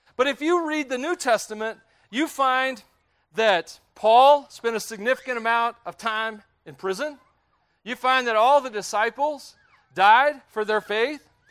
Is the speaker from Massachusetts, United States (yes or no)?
no; Tennessee, United States; I grew up in Tennessee